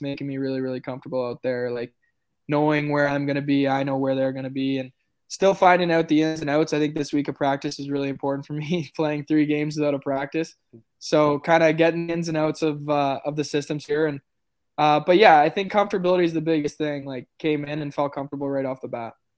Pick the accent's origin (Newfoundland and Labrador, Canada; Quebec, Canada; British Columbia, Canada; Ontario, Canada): Ontario, Canada; Oakville; we're both from Oakville